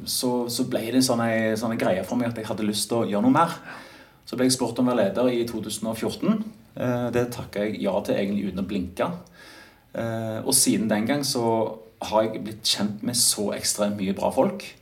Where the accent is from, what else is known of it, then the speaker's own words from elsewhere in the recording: Stavanger, Rogaland, Norway; also born or lived in Oslo; innflytter fra, direkte fra Oslo etter ti år der, men jeg kommer jo fra Stavanger.